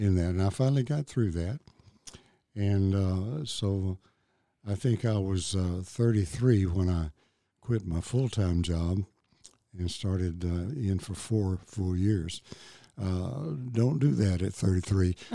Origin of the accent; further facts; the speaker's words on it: Memphis, Tennessee, United States; I grew up in Memphis and, uh, went to, uh, grade school, high school there